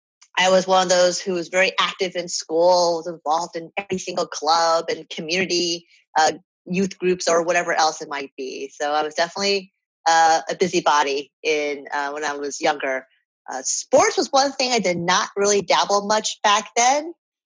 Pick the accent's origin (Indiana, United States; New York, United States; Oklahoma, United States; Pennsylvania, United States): New York, United States; New York City; So the short answer is I'm from New York because that's where I go home to visit my family.